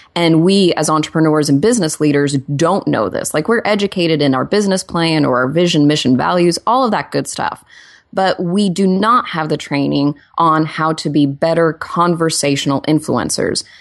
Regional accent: Oklahoma, United States; now in Los Angeles, United States; I'm also from Oklahoma

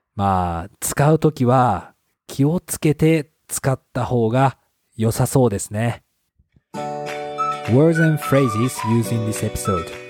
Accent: Japan; 私の地元の友達は Tinder はあまり使っていない

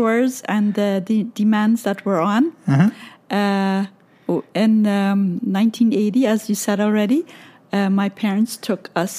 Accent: Bolivia; moved away; also born or lived in Paraguay; I was born in Paraguay, and my parents had four of us individual children in Paraguay, and with they took us to Bolivia where I grew up.

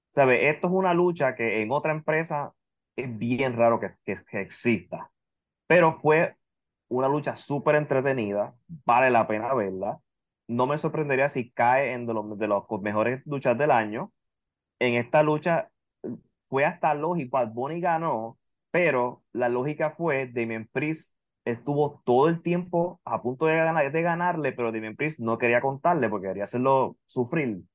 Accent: Puerto Rico; Puerto Rico está cerca y no tienes que bregar ni con visa ni con nada, porque somos territorio de Estados Unidos

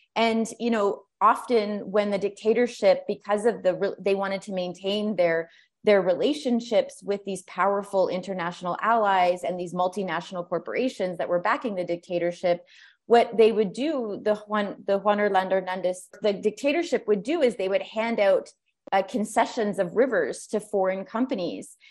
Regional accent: Canada; moved away as an adult; now in Honduras; I'm a Canadian activist

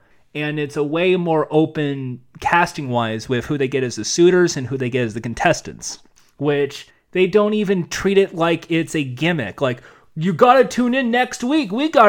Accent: Wales, United Kingdom; He didn't really care much for my accent, but I'm proud of being from Wales.

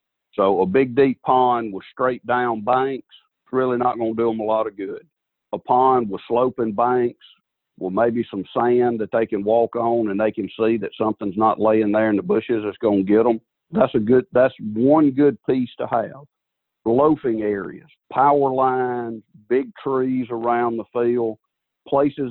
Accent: Southwest Alabama, United States; I'm a redneck from Southwest Alabama who's been hunting since I was big enough to walk

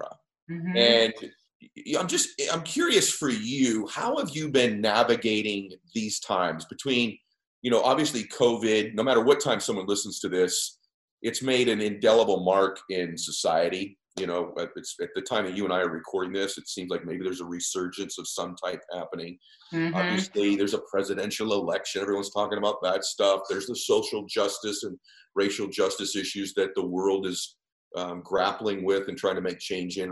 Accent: Weymouth, Massachusetts, United States; I'm also from Massachusetts

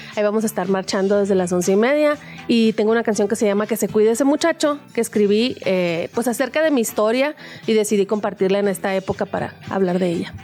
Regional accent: Nogales, Sonora, Mexico; moved away; Yo soy de Nogales, Sonora

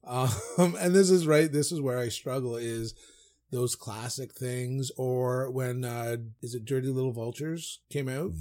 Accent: Newfoundland and Labrador, Canada; when I grew up in Foundland and we owned the hardware store

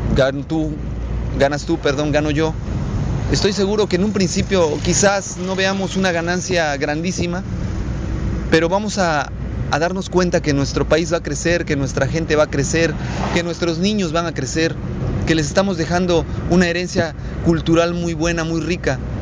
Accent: Mexico; Estoy muy orgulloso de pertenecer a este país, tener esta bandera, ser mexicano, decir que soy mexicano

